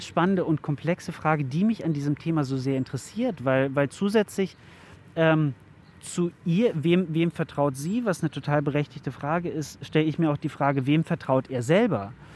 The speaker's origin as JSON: {"language": "German", "country": "Germany", "said": "Bei uns in Deutschland"}